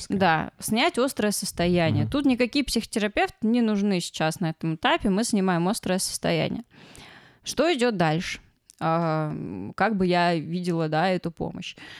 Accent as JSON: {"language": "Russian", "town": "Ryazan", "region": "Ryazan Oblast", "country": "Russia", "said": "мы оба из Рязани"}